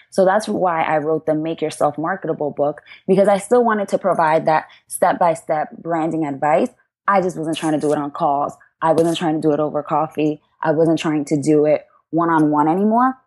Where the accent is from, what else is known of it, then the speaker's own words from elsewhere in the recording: New York City, New York, United States; I grew up in the South Bronx